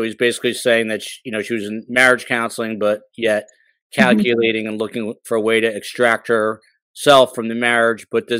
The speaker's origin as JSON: {"language": "English", "town": "Highland Park", "region": "New Jersey", "country": "United States", "tie": "born or raised there", "said": "The hat from my hometown. Shout out to Highland Park, New Jersey."}